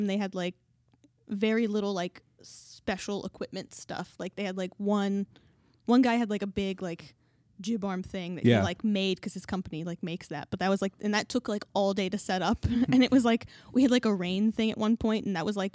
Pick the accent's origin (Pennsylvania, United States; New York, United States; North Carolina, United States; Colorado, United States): North Carolina, United States; I'm from North Carolina